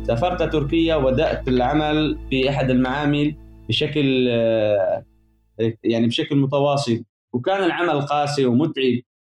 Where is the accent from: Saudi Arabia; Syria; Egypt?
Syria; Aleppo Governorate; moved away as an adult; انا طفولتي بعيش بالريف الجنوبي كنت لمدينه حلب